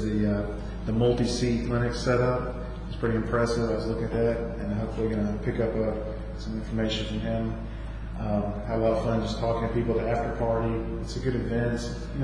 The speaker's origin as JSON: {"language": "English", "town": "Birmingham", "region": "Alabama", "country": "United States", "said": "From Birmingham, Alabama"}